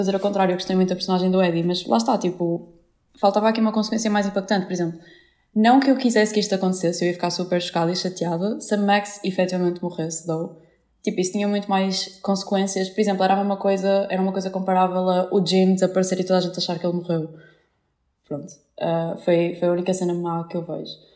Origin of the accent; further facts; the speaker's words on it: Vila Nova de Gaia, Norte, Portugal; eu também sou de Gaia